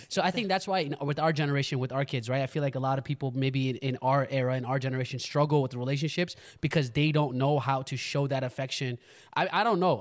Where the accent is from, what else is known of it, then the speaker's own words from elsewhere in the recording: United States; growing up in America